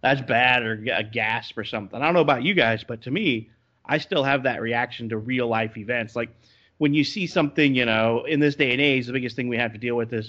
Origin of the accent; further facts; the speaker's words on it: Florida, United States; moved away; I grew up in Florida where they had a pretty good bad gang problem